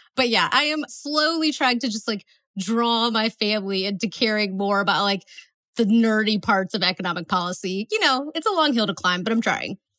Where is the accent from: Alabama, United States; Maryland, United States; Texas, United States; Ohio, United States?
Ohio, United States; Northeast; moved away as an adult; also born or lived in Atlanta, Georgia; I'm from Northeast Ohio, so we have a NASA center that's close to us. And when I was in high school, I worked there in the summers